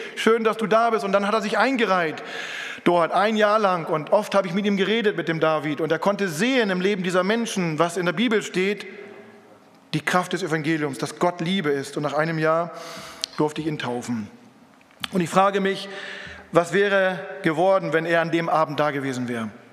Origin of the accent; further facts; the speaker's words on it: Lüneburg Heath, Lower Saxony, Germany; in Norddeutschland, wo ich herkomme, zwischen Hamburg, Bremen und Hannover, da ist die Lüneburger Heide